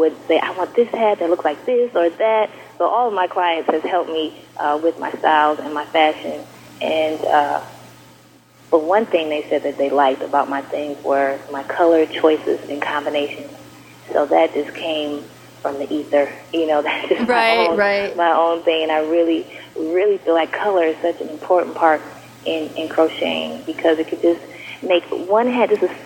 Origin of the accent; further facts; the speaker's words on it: St. Paul, Minnesota, United States; also born or lived in Florida / Brooklyn, New York; now in Atlanta, United States; I am from St. Paul, Minnesota, born and raised